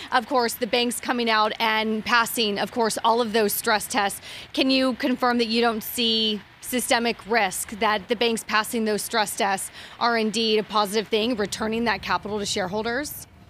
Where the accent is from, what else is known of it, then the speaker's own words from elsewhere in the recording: California, United States; I'm from California